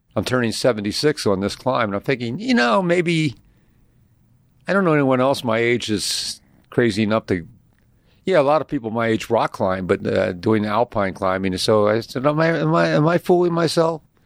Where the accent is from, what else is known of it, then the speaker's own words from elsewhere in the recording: Philadelphia, Pennsylvania, United States; moved away as an adult; I was raised in Philadelphia.